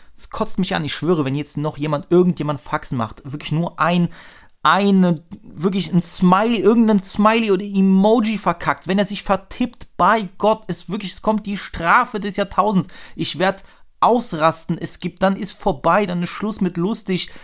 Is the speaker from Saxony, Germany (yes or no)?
yes; Dresden, Saxony, Germany; als Dresdner